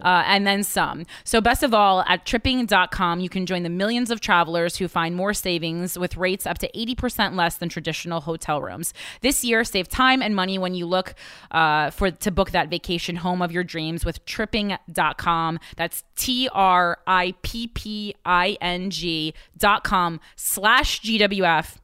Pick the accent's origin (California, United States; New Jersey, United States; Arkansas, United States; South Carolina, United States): New Jersey, United States; now in New York, United States; I'm from New Jersey